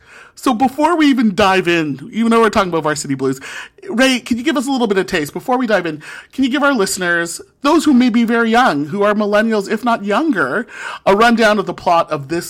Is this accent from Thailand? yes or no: no; St. Catharines, Ontario, Canada; now in Ottawa, Canada; born and raised in St. Catharines, Ontario, too, and now living in the nation's capital of Ottawa also.